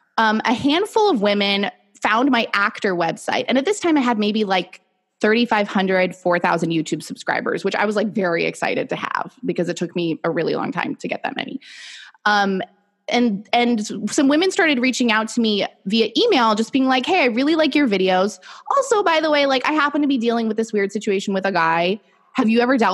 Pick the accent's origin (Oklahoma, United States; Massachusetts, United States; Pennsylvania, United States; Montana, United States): Massachusetts, United States; Boston; moved away as an adult; also born or lived in New York City; I'm from Boston originally, but I went to school in New York and then I lived there for, 5 years after